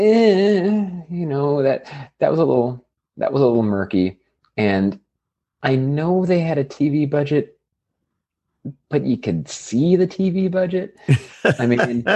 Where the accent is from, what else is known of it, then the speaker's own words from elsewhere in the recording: California, United States; I'm from California.